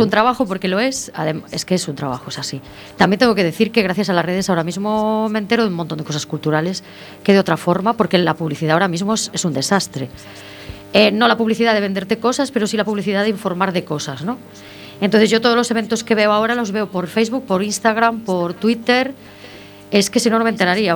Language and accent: Spanish; Santiago de Compostela, Galicia, Spain; also born or lived in Ferrol; soy de San Pedro, del barrio de San Pedro